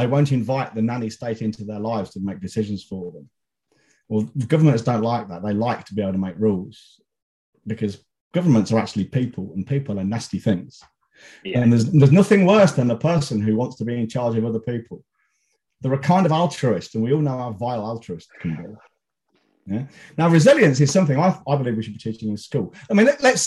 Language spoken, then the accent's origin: English; Leicester, East Midlands, United Kingdom; my hometown, who I don't even support